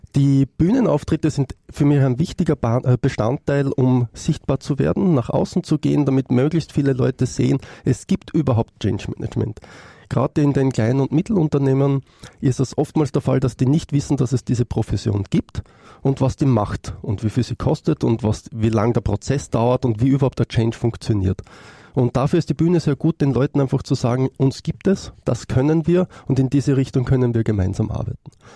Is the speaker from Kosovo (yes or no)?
no; Austria; Ich komme aus Österreich